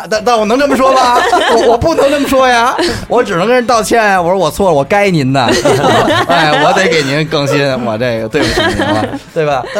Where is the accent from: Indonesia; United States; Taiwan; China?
China; 骂这些 {S6} 歧视我们中国人。